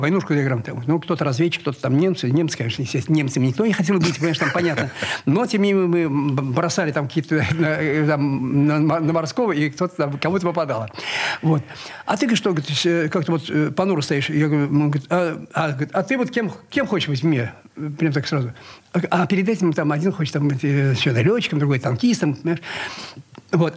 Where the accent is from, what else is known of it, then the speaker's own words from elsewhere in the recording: Kazan, Tatarstan, Russia; now in Saint Petersburg, Russia; Я родился в Казани